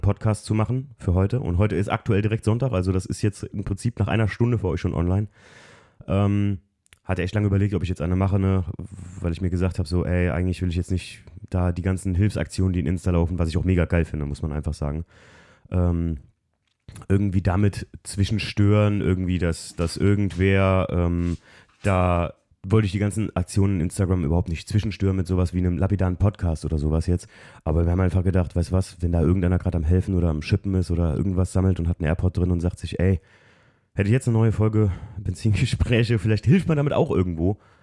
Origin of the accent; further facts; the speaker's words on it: Alken, Rhineland-Palatinate, Germany; Wir sind an der Mosel groß geworden, in Alken, wo eigentlich regelmäßig Hochwasser sind